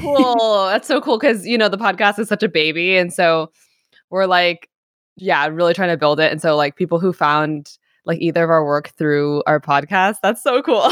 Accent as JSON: {"language": "English", "town": "New York City", "region": "New York", "country": "United States", "tie": "born or raised there", "moved": "yes", "lives_now": "Long Beach, United States", "said": "I grew up in New York City, in Greenwich Village"}